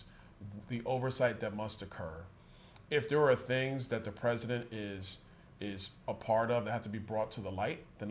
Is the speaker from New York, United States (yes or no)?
yes; New York City, New York, United States; moved away as an adult; also born or lived in Tallahassee, Florida; now in Florida, United States; I was born in Brooklyn, New York